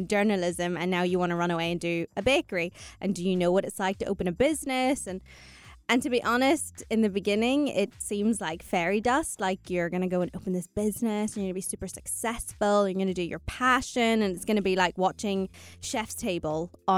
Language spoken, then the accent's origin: English; Northern Ireland, United Kingdom; moved away as an adult; now in United Arab Emirates; I moved to the UAE 14 years ago. Born and raised in Northern Ireland